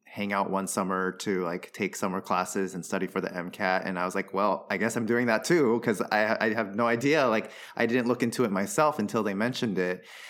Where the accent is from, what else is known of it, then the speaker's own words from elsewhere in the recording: Taiwan; moved away as an adult; also born or lived in Southern California, United States / New York, United States / Boston, United States; now in Philadelphia, United States; I moved to Taiwan when I was 10. Uh, and then I was there for middle school and high school